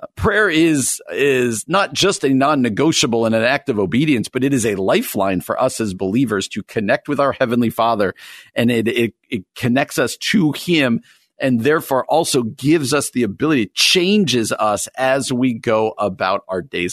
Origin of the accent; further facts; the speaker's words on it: New Jersey, United States; I grew up in New Jersey